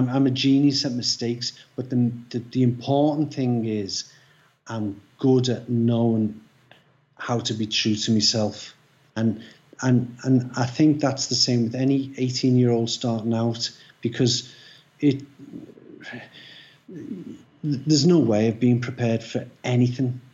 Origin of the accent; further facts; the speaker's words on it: Liverpool, North West England, United Kingdom; I come from Liverpool